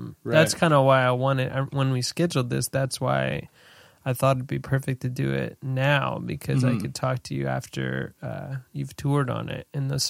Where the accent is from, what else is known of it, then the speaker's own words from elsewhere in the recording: New Hampshire, United States; moved away; I'm from New Hampshire.